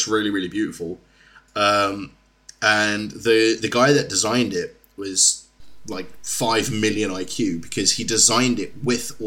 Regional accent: South Africa; now in United Kingdom; I'm South African.

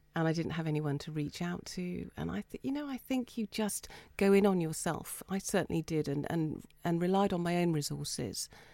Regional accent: Folkestone, South East England, United Kingdom; I grew up in Folkestone above my Chinese father's Chinese restaurant

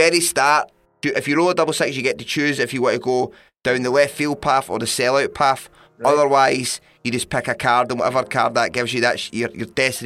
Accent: London, United Kingdom; And it's in London. My hometown.

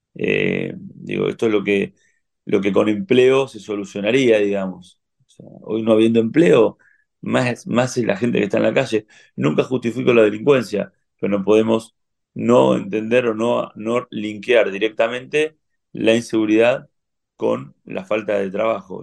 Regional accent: Argentina

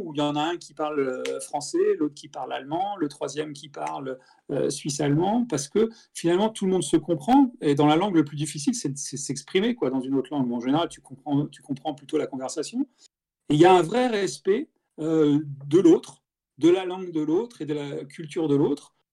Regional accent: Strasbourg, Grand Est, France; moved away as an adult; also born or lived in Paris / Côte d'Azur / Vienna, Austria; now in Zurich, Switzerland; je suis originaire d'Alsace, de, Strasbourg, et j'ai grandi en Alsace jusqu'à ce que je fasse mes études supérieures

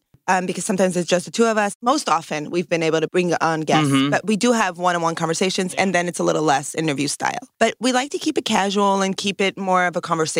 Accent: New York City, New York, United States; So I'm from New York, and I grew up in Brooklyn in a Hasidic community. And that's like an ultra-Orthodox Jewish community where the men wear black hats and the women wear dresses only and very specific, and wigs and very specific dress codes.

